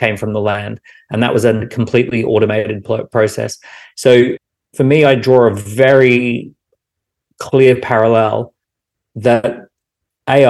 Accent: Australia; Growing up in Australia, I was guaranteed education and I was guaranteed healthcare

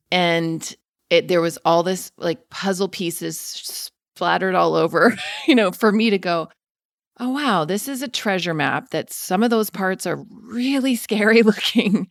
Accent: Denver, Colorado, United States; I'm from Denver

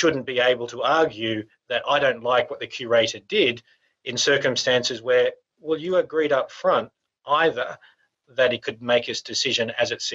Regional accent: Australia; we're from Australia

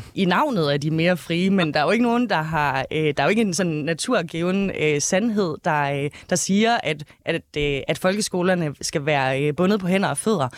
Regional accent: Denmark; i Gammelry, hvor jeg er fra

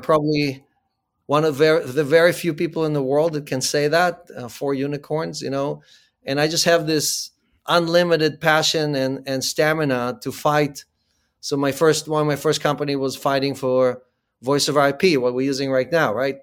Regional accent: Ukraine; moved away; I was born in the Ukraine

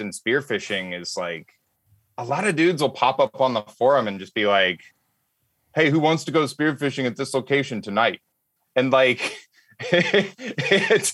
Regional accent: Alabama, United States; moved away as an adult; now in Los Angeles, United States; I grew up hunting and fishing on a farm in Alabama.

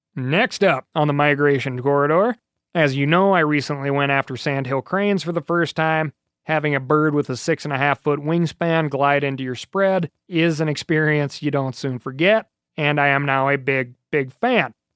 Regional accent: Montana, United States; here in my home state of Montana

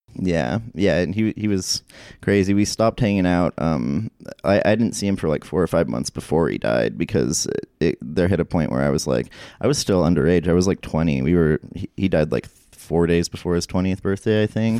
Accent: Idaho Falls, Idaho, United States; now in Salt Lake City, United States; Idaho Falls, um, which is, like, my hometown

